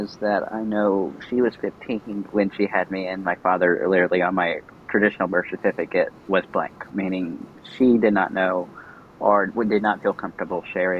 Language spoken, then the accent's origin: English; Guatemala City, Guatemala Department, Guatemala; born there; Well, I was born in Guatemala City, Guatemala, 20 years ago, almost 21 years ago this October.